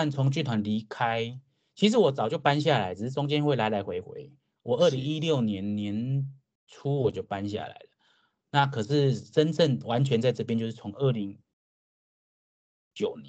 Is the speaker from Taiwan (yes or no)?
yes; Changhua County, Taiwan; also born or lived in Taipei; now in Kaohsiung, Taiwan; 我是彰化人。